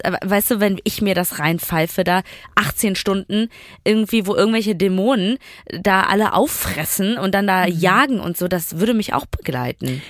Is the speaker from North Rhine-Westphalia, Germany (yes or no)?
yes; Duisburg, North Rhine-Westphalia, Germany; damals in dem Dorf, wo ich aufgewachsen bin, in Duisburg-Bahl